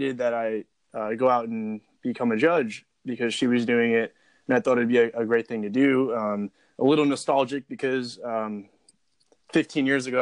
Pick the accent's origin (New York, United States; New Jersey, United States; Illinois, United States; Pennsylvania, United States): New Jersey, United States; I grew up in New Jersey